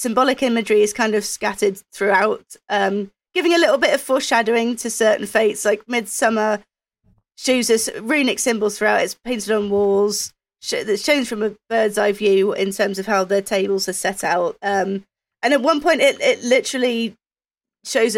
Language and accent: English; United Kingdom; being British